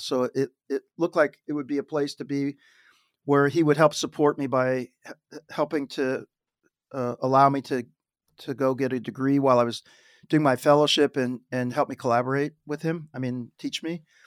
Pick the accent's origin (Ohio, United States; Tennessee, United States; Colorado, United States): Ohio, United States; Dayton; moved away; I grew up in Dayton, Ohio, it was a great place